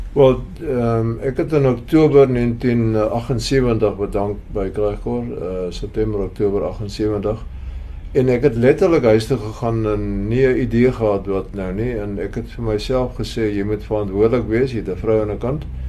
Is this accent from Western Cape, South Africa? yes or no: yes; Paarl, Western Cape, South Africa; Ek het hier in die Parel groot geword